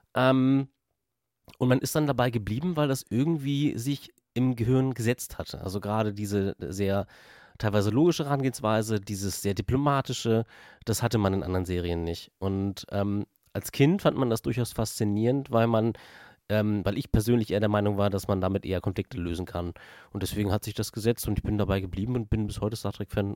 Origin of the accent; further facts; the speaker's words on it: eastern Germany, Germany; ich ja aus dem Osten des Landes komme